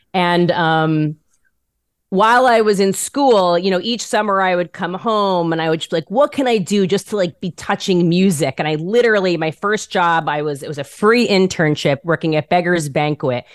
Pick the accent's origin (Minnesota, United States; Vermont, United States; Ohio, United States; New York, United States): New York, United States; Rockland County; moved away as an adult; now in Los Angeles, United States; I'm literally from Rockland County which is like 20 miles north of Manhattan